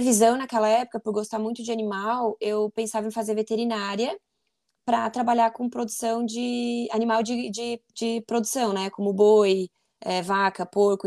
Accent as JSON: {"language": "Portuguese", "town": "Forquilhinha", "region": "Santa Catarina", "country": "Brazil", "said": "eu sou de Forquilinha, Santa Catarina, uma cidade pequenininha"}